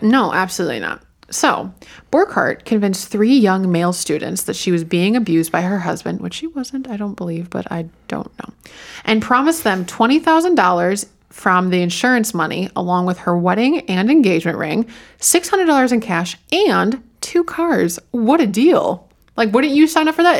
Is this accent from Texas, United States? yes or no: no; Fort Atkinson, Wisconsin, United States; I grew up in Fort Atkinson